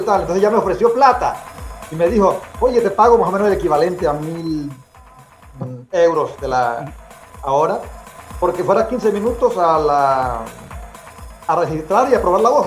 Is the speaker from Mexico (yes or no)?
no; Corozal, Sucre, Colombia; now in Belgium; yo nací en Colombia, en un pueblo muy pequeño, aislado que se llama Corozal. La ciudad más grande cerca de, Corozal es Cartagena, en el Caribe colombiano.